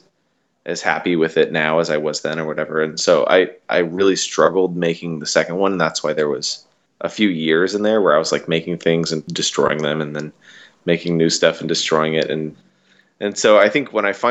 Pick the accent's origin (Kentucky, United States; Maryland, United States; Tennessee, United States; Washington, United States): Washington, United States; I'm from Washington State